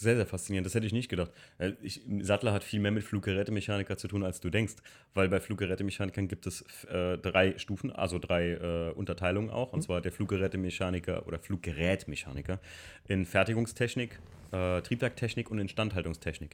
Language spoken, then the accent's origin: German; Hamburg, Germany; bei uns in Hamburg